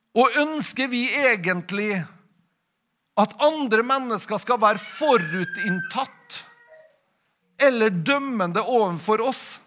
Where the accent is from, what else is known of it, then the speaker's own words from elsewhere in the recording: Nordmøre, Møre og Romsdal, Norway; når vi kommer fra Nordmøre